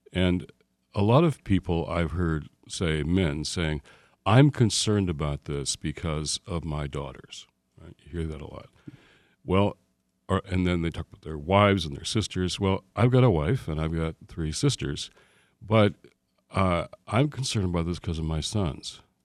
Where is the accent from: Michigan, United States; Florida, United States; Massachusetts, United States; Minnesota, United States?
Michigan, United States; Detroit; moved away; back in my hometown